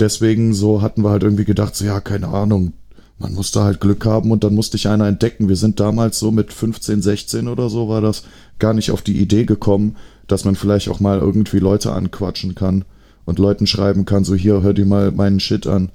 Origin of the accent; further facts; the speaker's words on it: Aachen, North Rhine-Westphalia, Germany; als Aachener